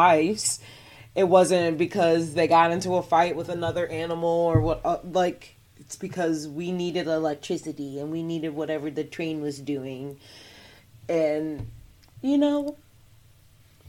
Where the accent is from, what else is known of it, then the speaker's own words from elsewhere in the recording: United States; I was born here. My parents were born here. My grandparents were born here.